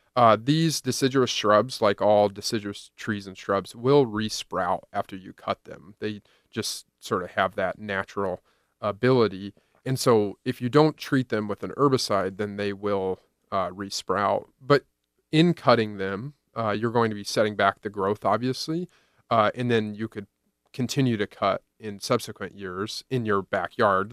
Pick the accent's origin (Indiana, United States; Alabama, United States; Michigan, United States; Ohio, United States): Indiana, United States; now in Iowa, United States; I drove across Iowa, Illinois, to my hometown of Indiana